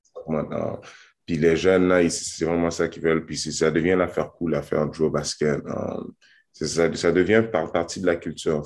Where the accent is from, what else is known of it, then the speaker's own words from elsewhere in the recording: Montreal, Quebec, Canada; je, suis né à Montréal, j'ai grandi à Montréal